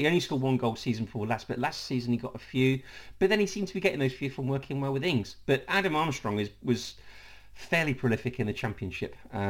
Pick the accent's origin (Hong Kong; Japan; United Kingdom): United Kingdom; Leicester, East Midlands; that was the exact same time I was growing up in Leicester.